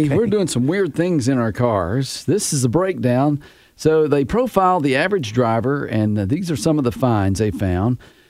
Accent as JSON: {"language": "English", "region": "Tennessee", "country": "United States", "said": "I'm from Tennessee."}